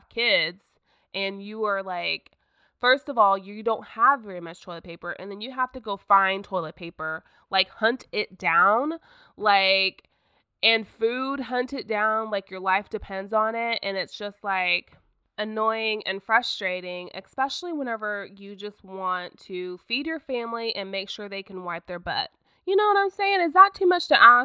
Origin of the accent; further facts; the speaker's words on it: Oklahoma, United States; also born or lived in Broken Arrow, Oklahoma; I am from Oklahoma, and I live in a town called Broken Arrow.